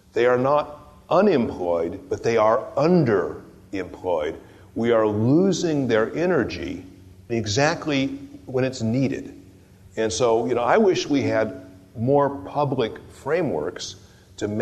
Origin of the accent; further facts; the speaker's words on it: California, United States; moved away as an adult; also born or lived in Sonoma County; I'm a Californian